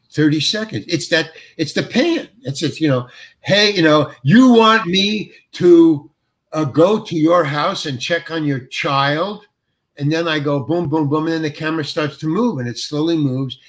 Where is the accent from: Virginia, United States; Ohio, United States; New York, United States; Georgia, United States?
New York, United States; moved away; I'm from New York and I lived in the village